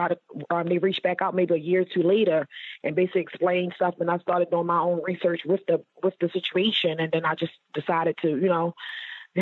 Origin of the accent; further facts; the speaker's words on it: Baltimore, Maryland, United States; I'm originally from Baltimore, Maryland